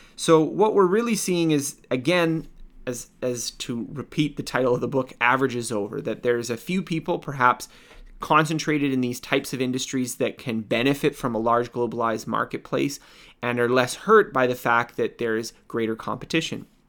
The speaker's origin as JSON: {"language": "English", "country": "Canada", "said": "I'm, I'm Canadian, I, I live in North America"}